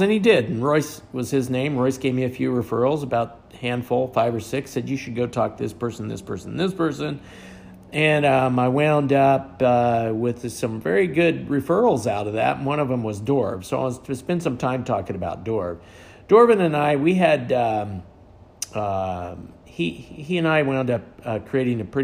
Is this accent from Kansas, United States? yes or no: yes; western Kansas, United States; born or raised there